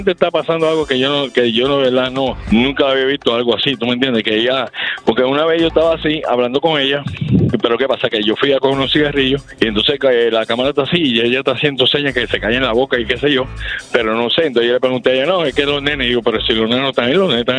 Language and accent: Spanish; Puerto Rico; Yo, de Puerto Rico.